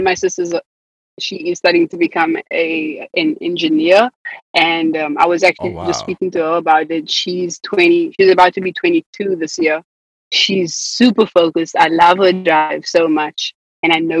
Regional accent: South Africa; accent: South African; moved away as an adult; now in United States; But I've been sounding more and more South African living here than I did in South Africa

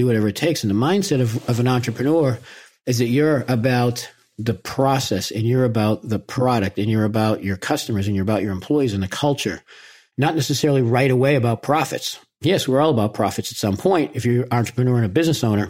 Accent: Boston, Massachusetts, United States; I'm from Boston

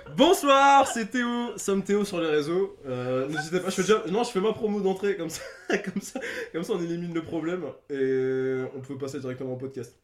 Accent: Lille, Hauts-de-France, France; Je viens de Lille, j'ai 24 piges.

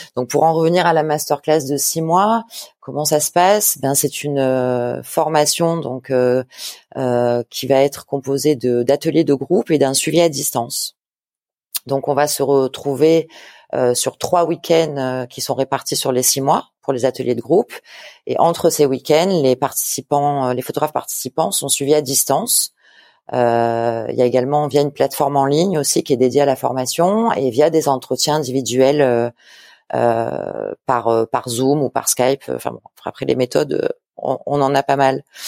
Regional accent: a small village 30 km from Marseille, Provence-Alpes-Côte d'Azur, France; J'ai grandi à Marseille, dans un petit village à 30 km de Marseille

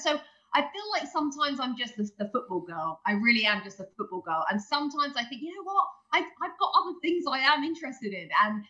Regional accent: England, United Kingdom; And also with the two Robbies being on the set, and then we're all English, that kind of helps too, I think.

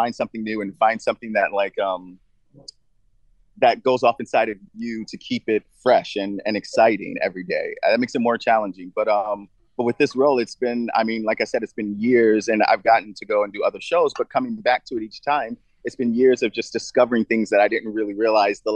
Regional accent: United States; as an American

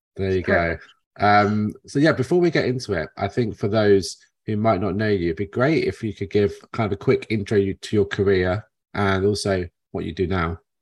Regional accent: United Kingdom; now in New Jersey, United States; me being a Brit here

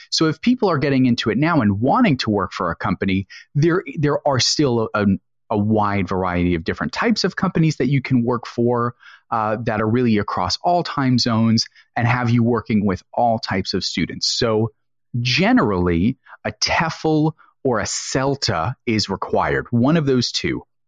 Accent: United States; So I'm an American

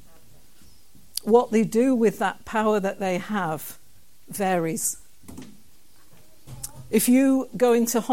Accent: Kilbirnie, Scotland, United Kingdom; the town that I come from, a wee town called Kilburnie

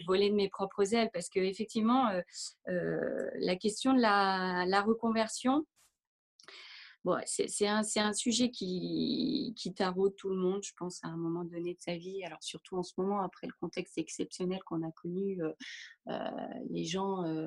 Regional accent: Normandy, France; moved away as an adult; also born or lived in Paris; je suis originaire de Normandie

